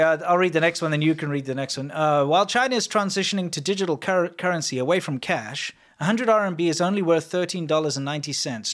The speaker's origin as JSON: {"language": "English", "country": "South Africa", "said": "I am South African"}